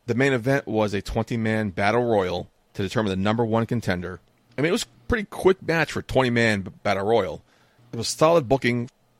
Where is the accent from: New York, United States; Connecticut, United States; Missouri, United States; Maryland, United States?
New York, United States; New York City; he's billed from Bayside, New York, which is where I am from.